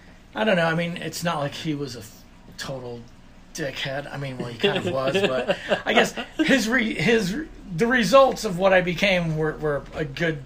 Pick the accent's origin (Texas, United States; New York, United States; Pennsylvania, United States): Texas, United States; I'm …. Let's see, I guess born in Texas, born and raised in Texas.